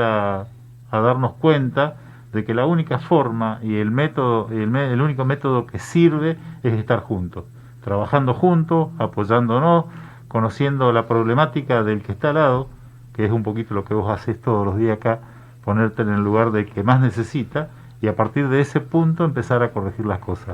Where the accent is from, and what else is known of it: Misiones, Argentina